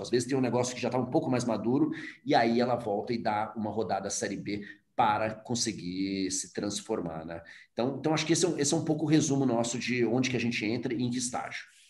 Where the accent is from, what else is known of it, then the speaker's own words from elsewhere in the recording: Brazil; o orgulho de ser brasileiro